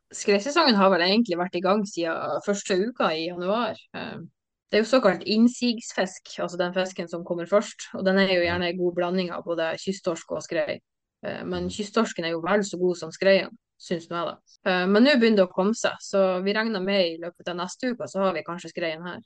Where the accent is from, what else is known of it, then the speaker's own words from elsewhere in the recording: Bodø, Nordland, Norway; also born or lived in Sandhornøya; Jeg er født og oppvokst i Bodø